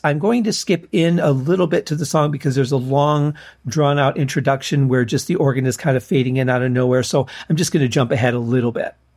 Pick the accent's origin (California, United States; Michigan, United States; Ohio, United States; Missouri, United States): Michigan, United States; growing up in Michigan